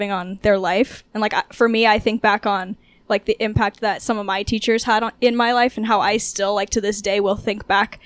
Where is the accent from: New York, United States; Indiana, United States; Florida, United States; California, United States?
California, United States; Southern; moved away as an adult; I'm originally from Southern California